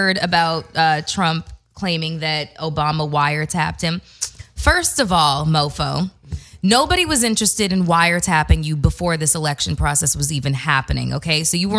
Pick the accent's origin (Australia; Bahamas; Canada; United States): Canada; I'm Canadian.